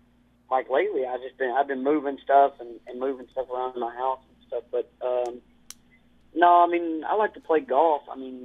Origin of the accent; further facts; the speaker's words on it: Kentucky, United States; I'm from Kentucky. I'm a little country boy.